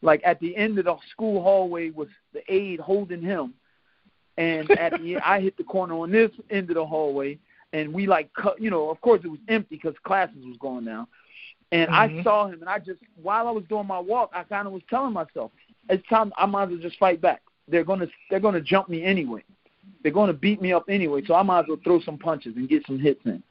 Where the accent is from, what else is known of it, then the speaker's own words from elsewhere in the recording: Philadelphia, Pennsylvania, United States; I was born in North Philadelphia, 25th and Lehigh, you know, one of the rougher areas of Philadelphia. And, you know, I grew up over there with my mom and my father together up until about age eight or nine.